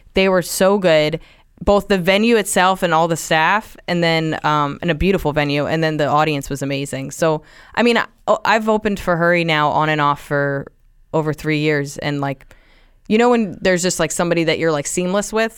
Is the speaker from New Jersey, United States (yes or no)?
yes; Central New Jersey, United States; now in New York, United States; I grew up in Jersey, um, just about an hour away on the train, so Central Jersey.